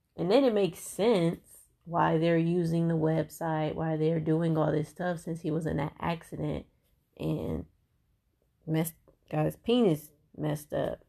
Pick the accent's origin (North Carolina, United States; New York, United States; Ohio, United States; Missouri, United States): Ohio, United States; Cleveland; I'm from Cleveland